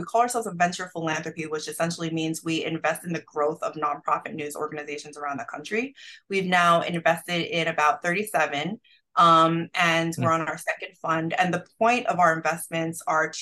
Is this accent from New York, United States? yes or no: yes; New York, United States; I grew up in New York